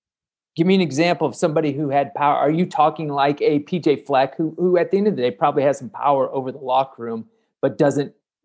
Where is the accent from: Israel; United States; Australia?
United States; Kansas; I'm from Kansas.